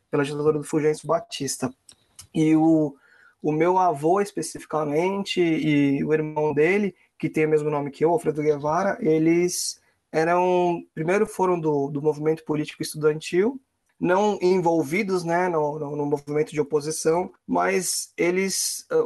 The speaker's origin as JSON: {"language": "Portuguese", "country": "Cuba", "moved": "yes", "lives_now": "Brazil", "said": "apesar de eu morar aqui, ter feito minha educação toda aqui no Brasil, eu ainda sou cubano, não tenho passaporte brasileiro."}